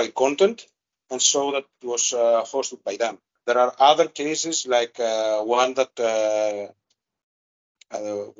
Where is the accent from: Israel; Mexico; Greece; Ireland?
Greece; first language Greek; English is a second language; my native language. I'm a bit more fluent in Greek